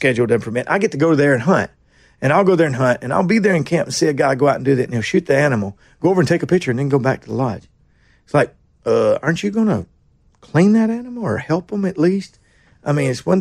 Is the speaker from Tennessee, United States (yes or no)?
yes; Nashville, Tennessee, United States; also born or lived in Kingston Springs; I'm from Nashville. I was born in General Hospital down here